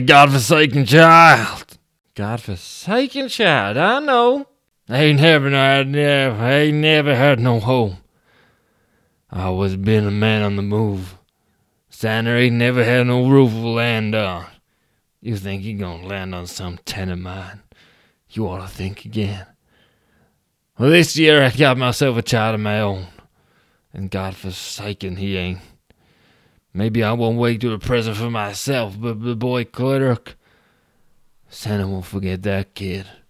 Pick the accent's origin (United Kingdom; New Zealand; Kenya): United Kingdom; Abingdon, South East England; in my hometown, the town of Abingdon, we go to the pub